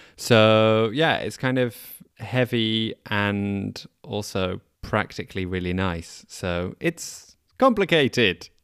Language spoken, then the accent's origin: English; United Kingdom; despite being essentially British.